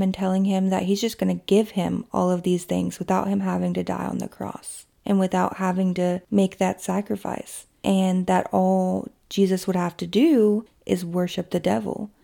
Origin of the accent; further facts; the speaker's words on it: Kentucky, United States; my hometown in Kentucky